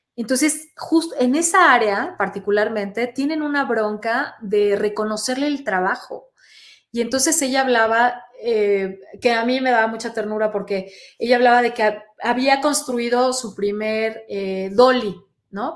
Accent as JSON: {"language": "Spanish", "town": "Monterrey", "region": "Nuevo León", "country": "Mexico", "said": "soy muy mal hablada, soy regiomontana"}